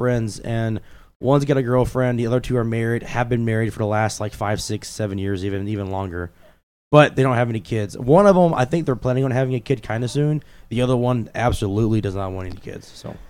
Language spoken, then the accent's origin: English; Kentucky, United States; moved away as an adult; now in Minnesota, United States; I'm from Kentucky. I'm not from, you know, this area. So I moved here back in 2014